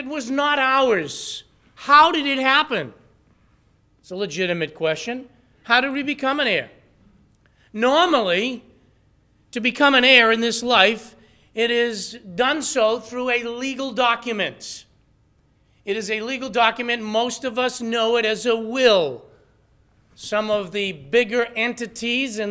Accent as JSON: {"language": "English", "region": "New England", "country": "United States", "accent": "New England", "said": "with my New England accent"}